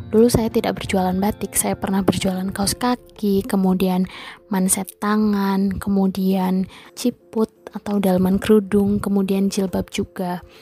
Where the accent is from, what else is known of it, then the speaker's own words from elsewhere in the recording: Bumiayu, Central Java, Indonesia; Saya dari Bumiayu, Brebes, Jawa Tengah.